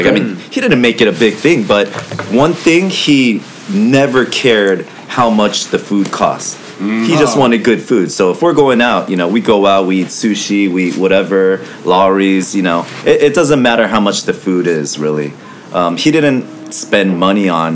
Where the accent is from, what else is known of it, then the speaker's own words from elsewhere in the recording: Los Angeles, California, United States; I grew up in K-Town right there next to Chapman Plaza